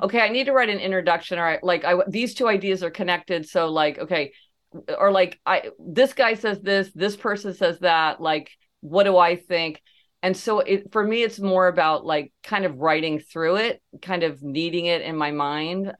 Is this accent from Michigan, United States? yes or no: no; Kansas City, Missouri, United States; growing up in Kansas City, Missouri